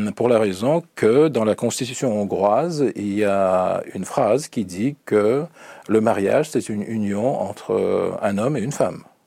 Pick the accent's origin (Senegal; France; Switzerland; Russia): Russia; French is a second language; chez nous en Russie